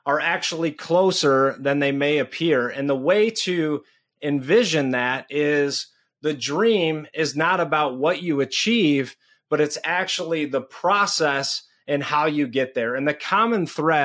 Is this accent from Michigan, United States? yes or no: yes; Detroit, Michigan, United States; now in Minnesota, United States; I was born and raised in Detroit